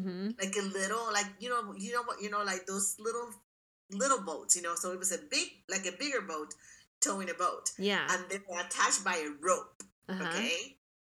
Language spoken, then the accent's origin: English; Puerto Rico; I am from Puerto Rico. I love the beach.